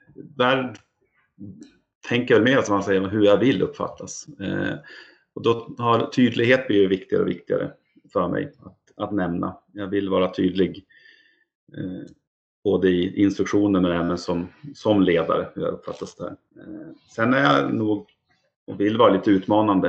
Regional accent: Umeå, Västerbotten County, Sweden; jag är från Umeå och bor där så har Björklöven varit eh, en stor del av min uppväxt

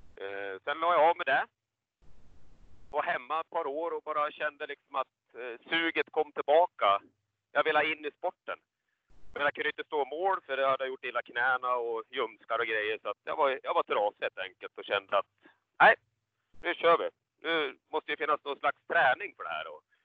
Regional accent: Falun, Dalarna County, Sweden; Jag är ju född i Falun

